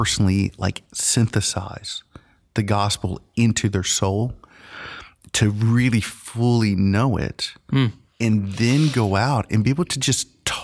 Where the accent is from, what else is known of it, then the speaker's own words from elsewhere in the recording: Angier, North Carolina, United States; also born or lived in New Jersey / Honduras; They met in New Jersey where me and my sister were born. So we're American citizens born in the North. So technically Yankees. Okay. we did live in Honduras for 2 years. So like 1979, 1980, because that's where my mom's from. We moved to Angier.